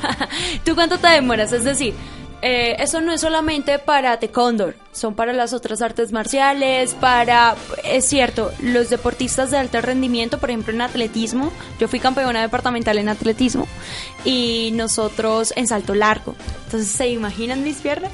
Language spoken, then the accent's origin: Spanish; Líbano, Tolima, Colombia; yo soy de Lady de Tolima